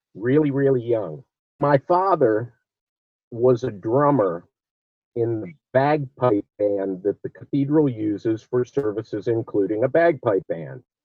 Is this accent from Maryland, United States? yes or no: yes; Olney, Maryland, United States; also born or lived in Washington, D.C.; I was born in Washington, D.C., but I'm from Olney, Maryland